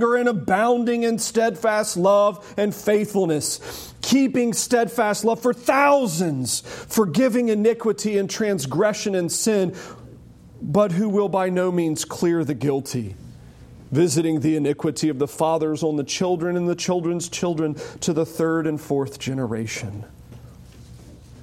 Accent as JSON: {"language": "English", "country": "United States", "said": "I am an American"}